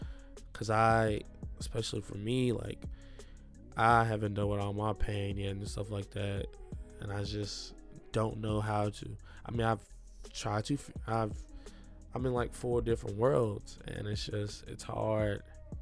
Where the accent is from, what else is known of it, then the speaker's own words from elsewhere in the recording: Milan, Lombardy, Italy; especially growing up in Milan.